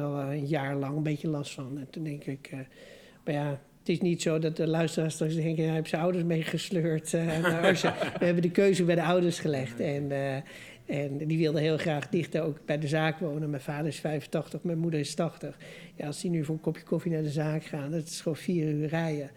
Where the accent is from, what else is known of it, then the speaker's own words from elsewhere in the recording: Amsterdam, North Holland, Netherlands; moved away; ik, ben geboren en getogen Amsterdammer